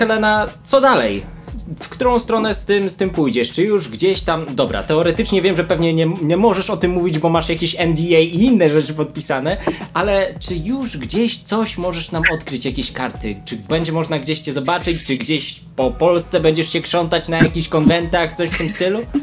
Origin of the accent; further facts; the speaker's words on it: Tczew, Pomeranian Voivodeship, Poland; also born or lived in Malbork; jestem z Tczewa, przyznaję się. Pracuję w Malborku.